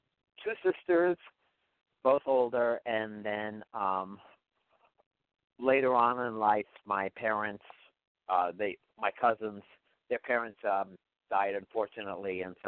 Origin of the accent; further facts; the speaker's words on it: New York City, New York, United States; moved away as an adult; I was born in Staten Island, New York, the one borough that most people don't know about.